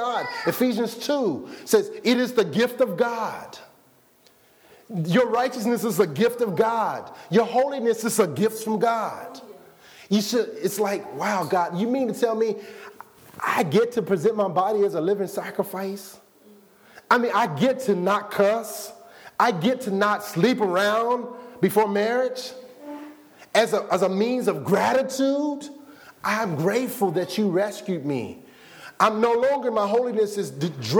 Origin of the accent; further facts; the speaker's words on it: Arkansas, United States; I was born in Arkansas.